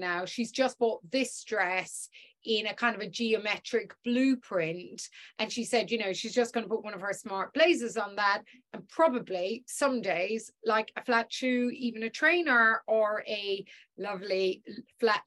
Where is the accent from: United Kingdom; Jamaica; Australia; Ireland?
Ireland; I'm Irish